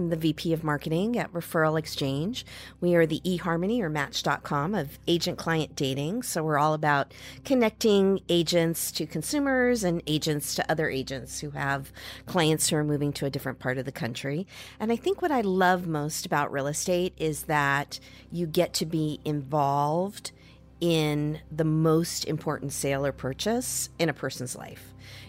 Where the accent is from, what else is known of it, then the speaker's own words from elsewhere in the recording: Midwest, United States; I grew up in the Midwest, and there was a little local bank in the shopping mall near our house.